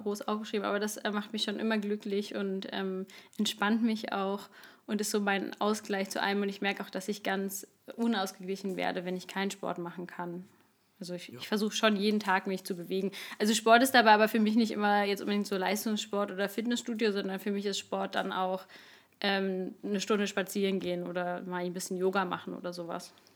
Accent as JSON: {"language": "German", "region": "Berlin", "country": "Germany", "also_born_or_lived": "Cologne/Bonn area", "moved": "yes", "said": "ich komme aus Berlin"}